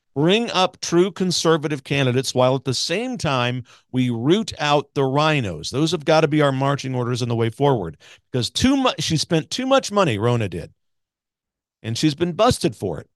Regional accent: Missouri, United States; Missouri, my home state

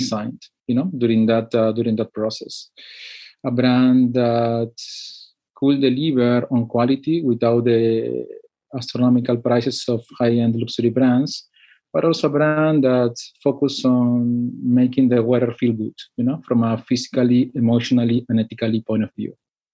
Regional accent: Peru; moved away as an adult; also born or lived in Panama / Lausanne, Switzerland; now in Geneva, Switzerland; I am a Peruvian living in Geneva, in Switzerland. I was born and raised in Peru, but I've been living abroad for the last 11 years.

